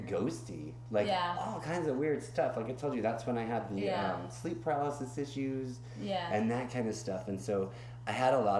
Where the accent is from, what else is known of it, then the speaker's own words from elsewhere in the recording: Tulsa, Oklahoma, United States; moved away as an adult; also born or lived in Altus, Oklahoma / Kansas City; I am a small town guy. I mean, Tulsa's not giant, but I grew up mostly in Tulsa or Altus or whatever.